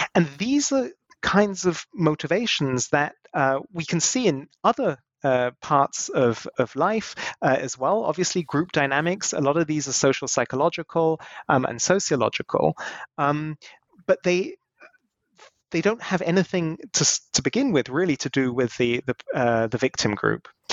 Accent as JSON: {"language": "English", "country": "United Kingdom", "tie": "born or raised there", "moved": "yes", "lives_now": "Germany", "said": "I was born in the UK"}